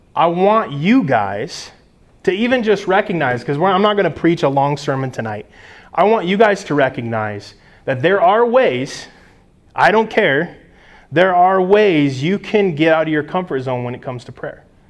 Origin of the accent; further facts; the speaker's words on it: United States; as American Christians